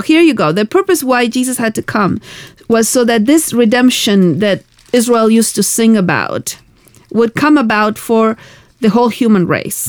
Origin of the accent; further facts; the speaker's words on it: Argentina; moved away; I come from Argentina where we. Um, we had really difficult political times uh-huh. uh, when I was growing up